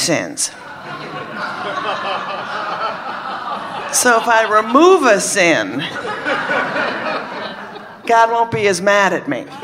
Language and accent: English; Minnesota, United States; I was brought up in Minnesota, Catholic, thank you, and 16.